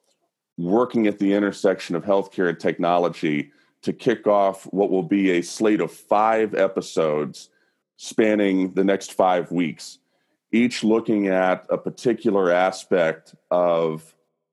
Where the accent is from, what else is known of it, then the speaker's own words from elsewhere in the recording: the South, United States; I was born and raised in the South